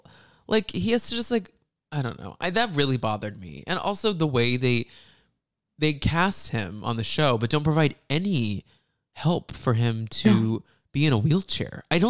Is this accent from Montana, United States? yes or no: no; Dallas, Texas, United States; That's right by where we grew up in around Dallas.